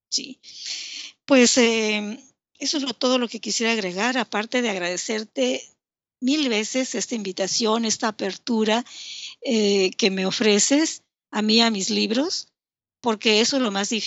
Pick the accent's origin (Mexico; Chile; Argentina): Mexico; Yucatán; also born or lived in Tabasco; Soy yucateca tabasqueña y hablo bastante.